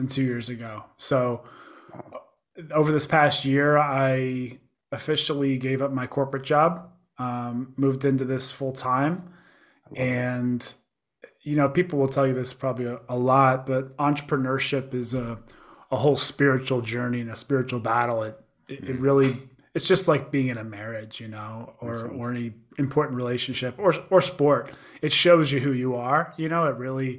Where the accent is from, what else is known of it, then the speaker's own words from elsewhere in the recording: Pittsburgh, Pennsylvania, United States; also born or lived in Chicago; now in San Diego, United States; I'm originally from Pittsburgh, so I'm an East Coaster. Lived in Chicago for a number of years